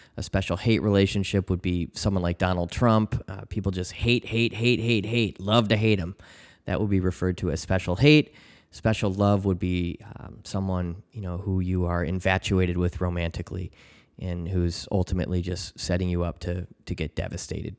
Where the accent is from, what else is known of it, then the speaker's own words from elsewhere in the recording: Chicago, Illinois, United States; my hometown in Chicago